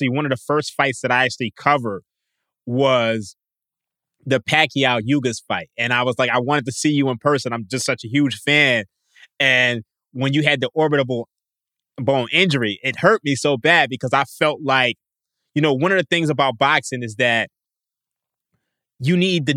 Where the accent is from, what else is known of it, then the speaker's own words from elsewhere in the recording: Philadelphia, Pennsylvania, United States; I'm from Philadelphia